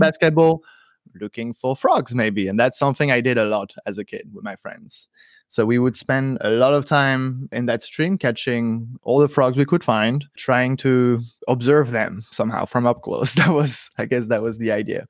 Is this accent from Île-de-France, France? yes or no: yes; suburbs of Paris, Île-de-France, France; now in Berlin, Germany; So I grew up in the suburbs of Paris, in a place that has forest, actually, right next to it.